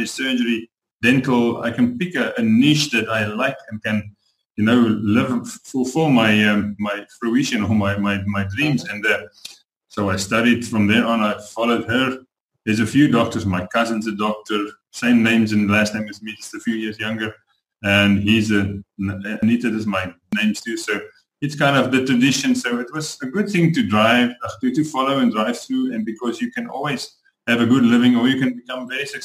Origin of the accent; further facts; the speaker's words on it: South Africa; moved away as an adult; also born or lived in Canada / Panama; I'm from South Africa.